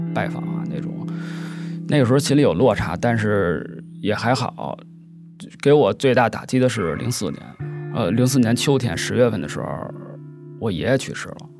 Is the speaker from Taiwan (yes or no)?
no; Beijing, China; 三十岁，一个北京人